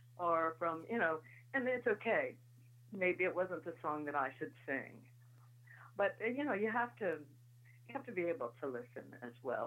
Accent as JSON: {"language": "English", "town": "Paintsville", "region": "Kentucky", "country": "United States", "tie": "born or raised there", "said": "I was born in Paintsville, Kentucky, which is right down the road from Butcher Holler, Kentucky."}